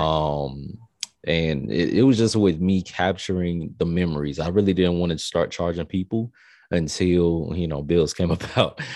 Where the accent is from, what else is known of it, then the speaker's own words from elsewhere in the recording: Tampa, Florida, United States; also born or lived in El Paso, Texas / Augusta, Georgia; I'm from Tampa. Um, So I'm a Florida raised, you know, kid